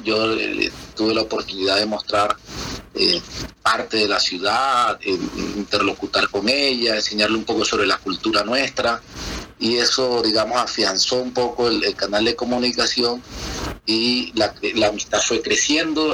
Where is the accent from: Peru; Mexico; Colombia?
Colombia; Valledupar, Cesar; moved away as an adult; now in Chile; Nací en Valledupar, Valledupar, Colombia.